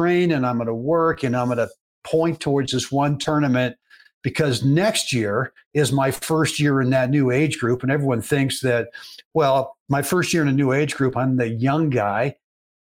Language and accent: English; Berkeley, California, United States; I played a lot of baseball as a kid growing up in Berkeley, California